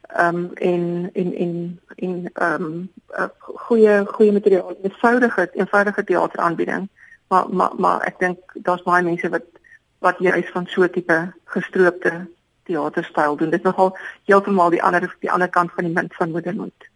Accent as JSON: {"language": "Afrikaans", "region": "Free State", "country": "South Africa", "first_language": "Afrikaans", "said": "my geskiedenis as 'n Afrikaanssprekende wit persoon uit die Vrystaat"}